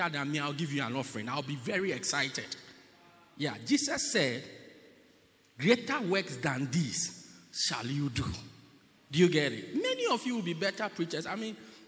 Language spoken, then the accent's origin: English; Pietermaritzburg, KwaZulu-Natal, South Africa; I'm from Pietermaritzburg